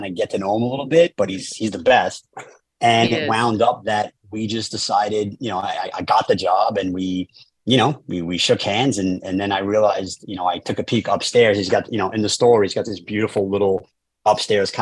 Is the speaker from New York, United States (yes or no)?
yes; New York City, New York, United States; now in Los Angeles, United States; I grew up in Staten Island, New York